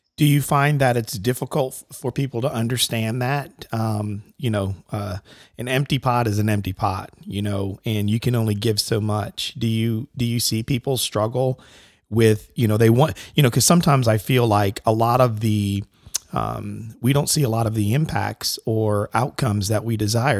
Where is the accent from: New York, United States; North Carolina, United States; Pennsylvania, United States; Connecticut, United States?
Connecticut, United States; I grew up in Connecticut